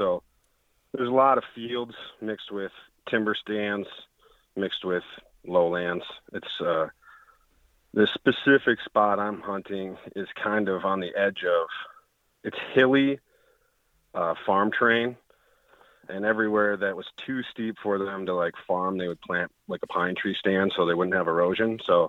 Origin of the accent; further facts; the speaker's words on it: Michigan, United States; I'm from Northern Michigan.